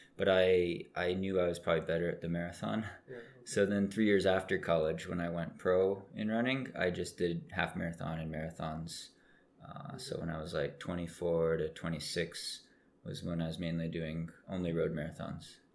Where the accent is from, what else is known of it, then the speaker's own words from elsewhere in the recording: Oregon, United States; I grew up in Oregon, which is mm-hmm. a state above California